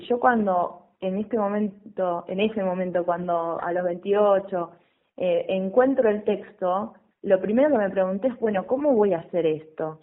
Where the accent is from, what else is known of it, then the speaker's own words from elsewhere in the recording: west of Buenos Aires Province, Argentina; yo soy del oeste, de la provincia de Buenos Aires